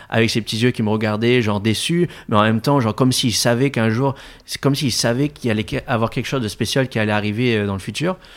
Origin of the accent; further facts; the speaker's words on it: Réunion, France; also born or lived in Madagascar; je viens de la Réunion, de Madagascar, d'un milieu très modeste.